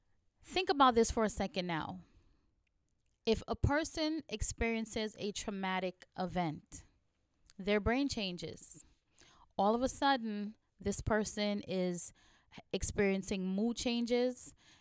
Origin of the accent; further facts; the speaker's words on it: New York City, New York, United States; Listen, as a New Yorker, let me tell you, all day long, all day long, I'm running into people with an attitude. People from all walks of life live in New York.